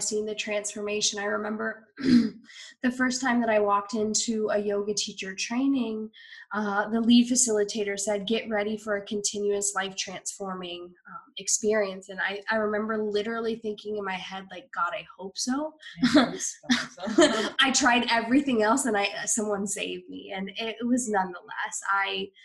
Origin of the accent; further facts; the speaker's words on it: Iowa, United States; moved away; growing up in Iowa